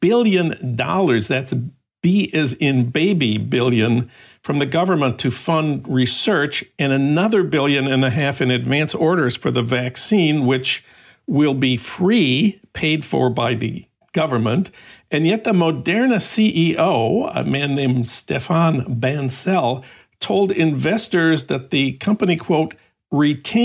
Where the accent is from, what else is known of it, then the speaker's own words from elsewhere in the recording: Minnesota, United States; my home state of Minnesota